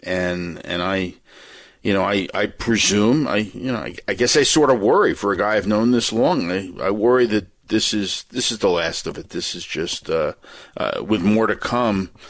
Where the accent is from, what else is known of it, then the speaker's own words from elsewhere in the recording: New Jersey, United States; I'm from New Jersey